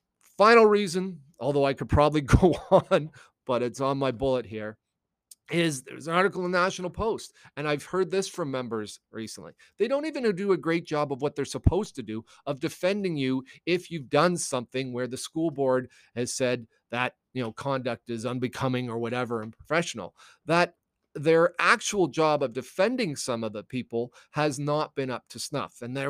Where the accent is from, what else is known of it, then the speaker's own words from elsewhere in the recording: United States; born there; I was born in the States.